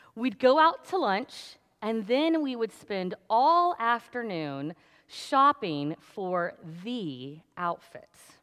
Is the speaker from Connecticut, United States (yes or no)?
no; Danville, Illinois, United States; moved away; I grew up in Danville, which is just down the road from Champaign